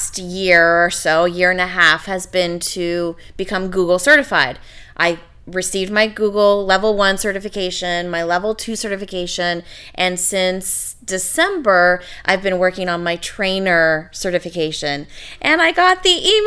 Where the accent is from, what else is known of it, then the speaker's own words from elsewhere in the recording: Canada; I'm Canadian